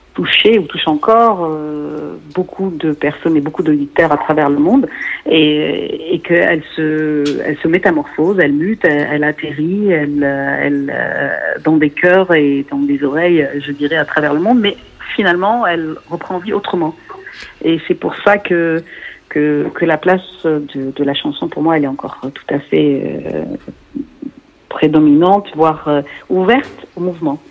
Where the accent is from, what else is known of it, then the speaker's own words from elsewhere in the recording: Lebanon; je suis libanaise, euh, née au Liban